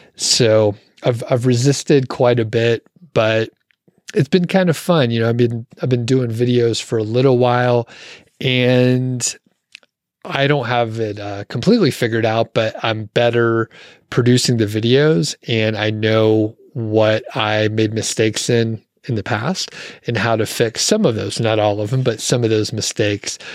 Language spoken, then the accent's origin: English; Atlanta, Georgia, United States; moved away; I'm from Atlanta originally